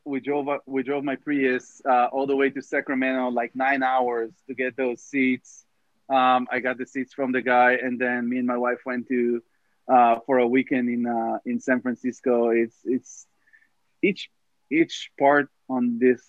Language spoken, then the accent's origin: English; Israel; moved away as an adult; also born or lived in Tel Aviv, Israel; now in Los Angeles, United States; growing up in Israel, as a kid in the 90s